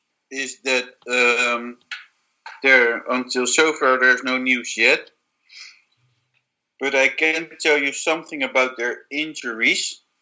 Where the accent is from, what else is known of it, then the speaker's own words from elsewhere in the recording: Netherlands; English is a second language; now in Spain; I'm Spanish, born in Spain. I lived almost my entire life in Holland.